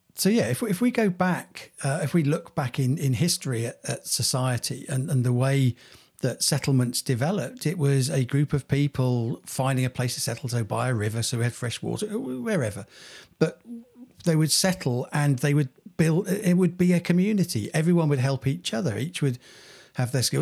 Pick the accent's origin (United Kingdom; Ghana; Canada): United Kingdom; Cranfield, East of England; when we were growing up in Cranfield, um, being a, a village